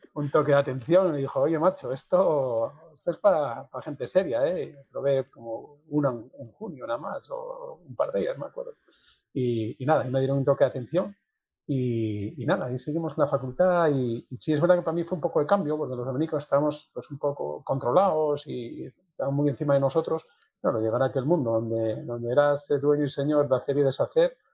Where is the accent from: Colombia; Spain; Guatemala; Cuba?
Spain; Sotrondio, Asturias; moved away as an adult; ser mi tierra, de además el arraigo que los asturianos tenemos por nuestra tierra